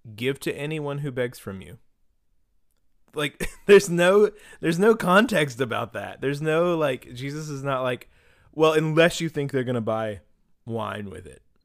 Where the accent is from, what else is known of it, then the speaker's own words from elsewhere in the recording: Beckley, West Virginia, United States; we grew up in Beckley, West Virginia